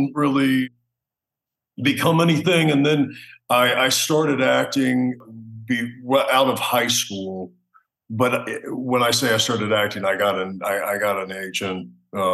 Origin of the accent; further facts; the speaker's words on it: New York, United States; I was born in New York